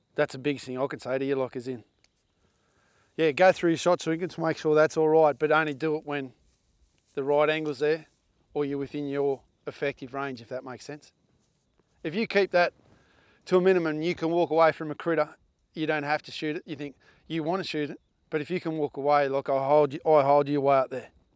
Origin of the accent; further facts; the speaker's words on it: Australia; us as Australian hunters